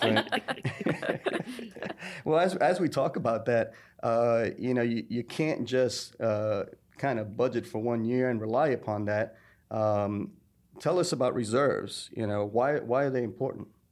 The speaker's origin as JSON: {"language": "English", "region": "New York", "country": "United States", "tie": "born or raised there", "moved": "yes", "lives_now": "Thomasville, United States", "said": "as a New Yorker, born and raised in New York"}